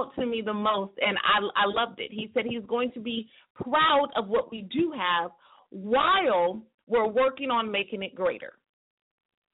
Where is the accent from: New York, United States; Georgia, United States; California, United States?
California, United States; Stockton; my hometown in Stockton, California